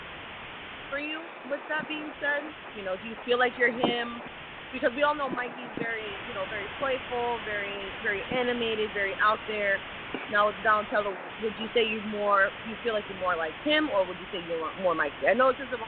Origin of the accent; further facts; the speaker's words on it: New York, United States; moved away; New York, where I'm originally from.